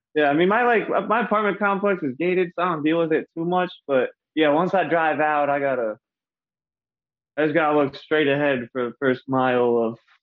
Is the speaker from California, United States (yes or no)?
no; upstate New York, United States; moved away as an adult; also born or lived in Binghamton; now in Austin, United States; I'm not from Binghamton. That's where I went to school. I'm like from upstate New York